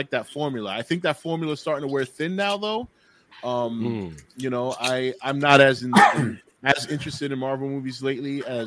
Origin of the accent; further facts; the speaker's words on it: New York City, New York, United States; I grew up in the South Bronx. I'm Puerto Rican